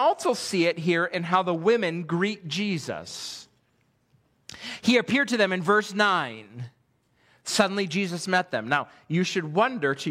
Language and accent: English; Western New York, United States; also born or lived in Pennsylvania; now in Millersville, United States; I grew up in Western New York